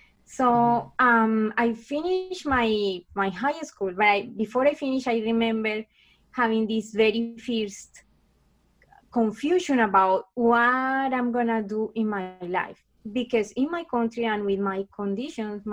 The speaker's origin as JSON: {"language": "English", "country": "Colombia", "tie": "born or raised there", "second_language": "English", "moved": "as an adult", "lives_now": "Canada", "said": "I am actually from Colombia. So I'm from South America. And I was born in a kind of like a, you know, it's a very affected country."}